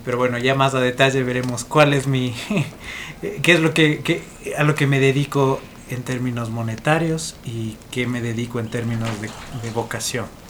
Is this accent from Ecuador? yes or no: yes; Ibarra, Imbabura, Ecuador; also born or lived in Edinburgh, Scotland; soy de Ibarra